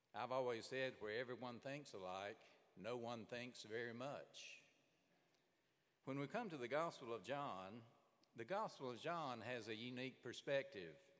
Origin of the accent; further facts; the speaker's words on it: Birmingham, Alabama, United States; I grew up in Birmingham, Alabama